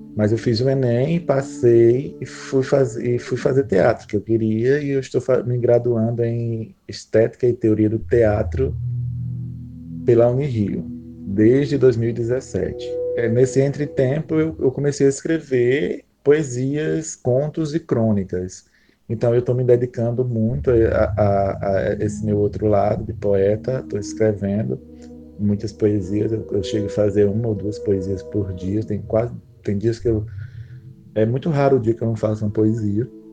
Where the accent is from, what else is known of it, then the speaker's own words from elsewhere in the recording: Martins, Rio Grande do Norte, Brazil; Eu sou da cidade de Martins, no Rio Grande do Norte